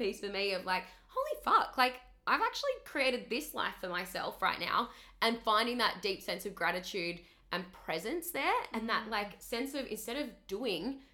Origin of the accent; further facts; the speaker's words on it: Tasmania, Australia; moved away as an adult; now in Gold Coast, Australia; I grew up in Tassie, so tiny little island at the bottom of Australia